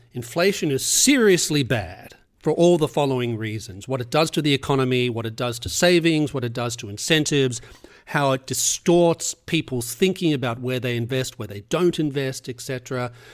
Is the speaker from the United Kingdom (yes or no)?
no; Australia; moved away; I was growing up in Australia